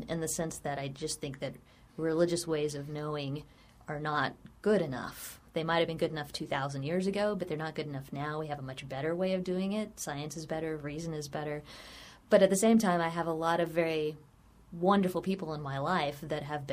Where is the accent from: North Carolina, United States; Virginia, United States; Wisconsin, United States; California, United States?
Virginia, United States; I grew up in Virginia, so I was raised reading Jefferson and Madison and Monroe